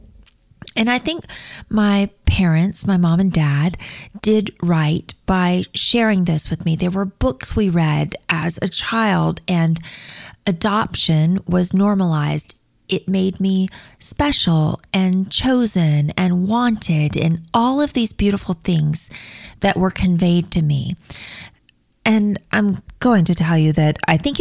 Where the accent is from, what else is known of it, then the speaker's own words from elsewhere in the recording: Mobile, Alabama, United States; I was born in Mobile, Alabama, and I was placed with my forever family through the Catholic Social Services